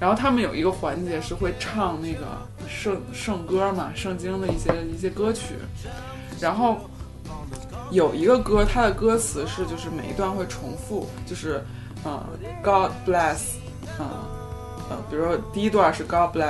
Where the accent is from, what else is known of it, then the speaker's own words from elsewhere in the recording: Beijing, China; 就是因为他们知道我是从北京来的